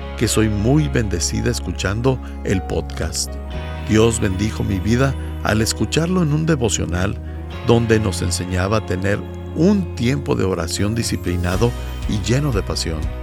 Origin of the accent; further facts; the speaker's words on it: Bolivia; soy de Bolivia